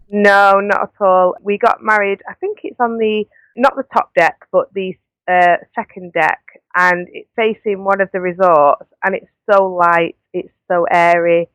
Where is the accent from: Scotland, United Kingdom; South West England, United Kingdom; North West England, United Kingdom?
North West England, United Kingdom; Manchester; I'm from Manchester